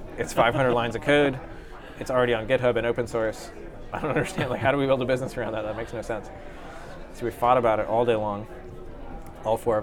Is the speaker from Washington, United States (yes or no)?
yes; Seattle, Washington, United States; moved away; I grew up in Seattle